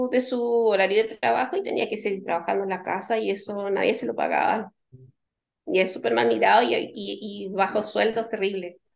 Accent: Antofagasta, Chile; yo vengo de allá, mi papá también

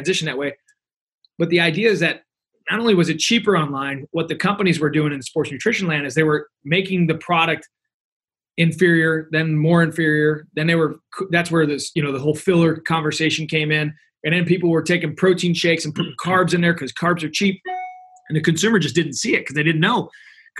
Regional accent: Missouri, United States; I'm from Missouri

